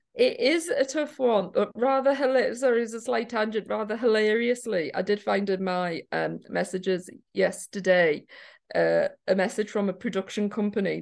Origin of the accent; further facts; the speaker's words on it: Newcastle, North East England, United Kingdom; now in Liverpool, United Kingdom; I'm from Newcastle originally.